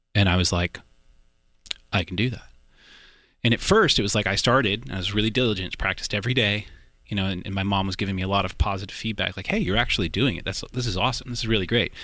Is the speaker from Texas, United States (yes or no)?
yes; Austin, Texas, United States; also born or lived in Boerne, Texas; part here in Austin, and then I did sort of my high school outside of San Antonio in a little town called Bernie